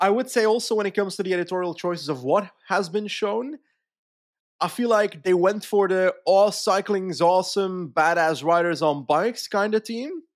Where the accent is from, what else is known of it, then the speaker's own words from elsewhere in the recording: Flanders, Belgium; as a Flemish guy